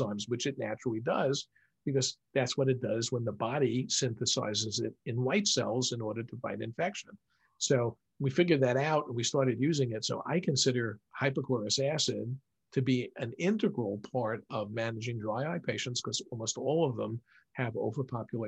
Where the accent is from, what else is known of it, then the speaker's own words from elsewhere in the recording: New York City, New York, United States; I grew up in New York City